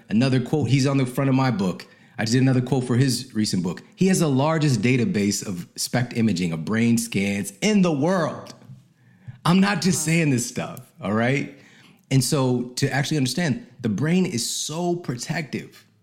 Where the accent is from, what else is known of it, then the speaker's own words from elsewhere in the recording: St. Louis, Missouri, United States; moved away; also born or lived in Ferguson, Missouri; I'm from St. Louis